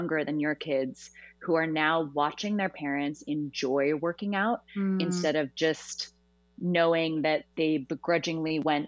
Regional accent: Portland, Oregon, United States; now in New York City, United States; I am a Northwest native, born and raised in Portland, Oregon. And I've been out in New York City

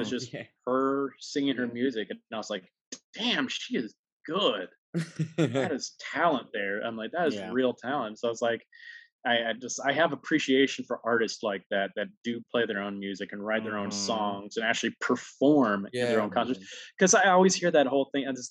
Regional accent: Huntsville, Alabama, United States; now in New York, United States; growing up in Alabama, that was like a must read for the schools.

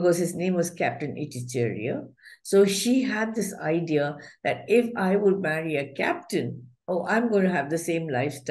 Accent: Chittaranjan, West Bengal, India; I was born in Chittaranjan, which is a border town between Bihar and Bengal

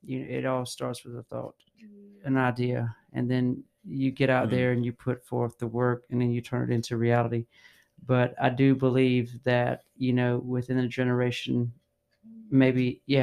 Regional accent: United States; I was born in America, but I don't have North American in my DNA.

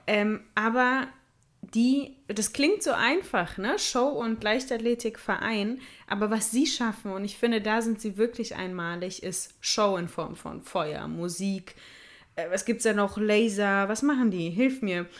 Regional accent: Ruhr area, North Rhine-Westphalia, Germany; bei uns im Ruhrgebiet

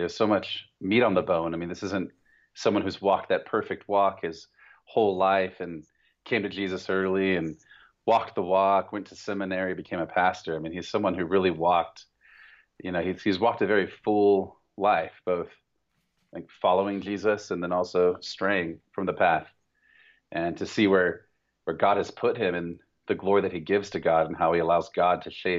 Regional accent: Oakland, California, United States; I'm from Oakland.

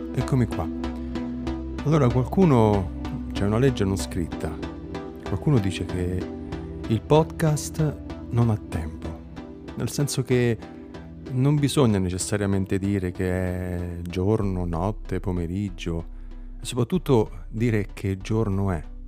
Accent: Campania, Italy; da Campano

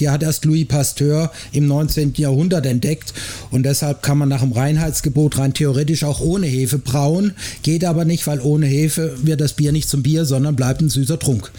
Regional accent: Black Forest, Baden-Württemberg, Germany; moved away as an adult; now in Frankfurt, Germany; Die ersten 18 Jahre meines Lebens habe ich im Schwarzwald verbracht

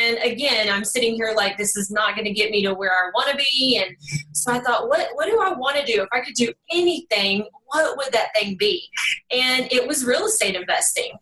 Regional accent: Kaufman, Texas, United States; accent: Texas twang; also born or lived in Dallas, Texas; I'm actually from Kaufman. It's more of a country town. Now I'm a little closer to the Dallas area. So just hang in there with this Texas twang, y'all

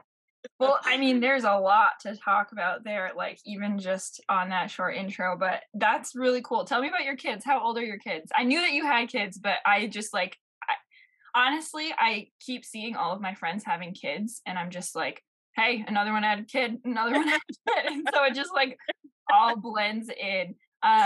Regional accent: Lake Placid, New York, United States; Olivia and I were friends growing up in Lake Placid

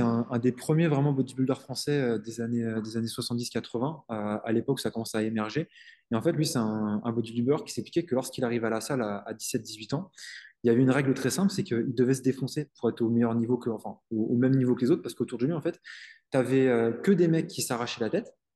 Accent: Île-de-France, France; je suis en Est

